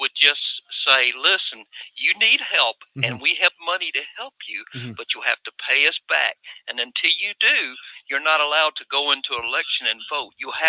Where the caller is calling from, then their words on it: Atlanta, Georgia, United States; Hey, Mike. This is … from North Atlanta.